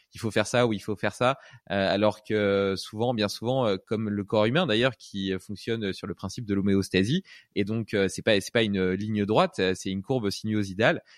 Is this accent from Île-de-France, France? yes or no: no; Brittany, France; moved away; j'ai vécu euh, une partie de mon enfance en Bretagne.